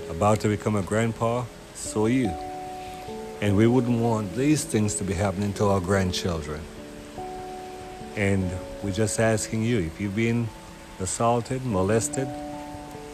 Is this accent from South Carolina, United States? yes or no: no; Houston, Texas, United States; as a young man growing up in Houston